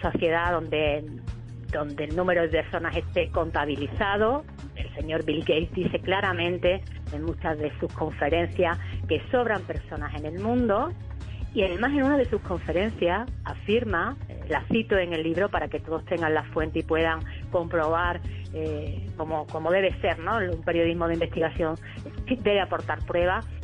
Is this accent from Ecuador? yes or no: no; Spain; aquí en España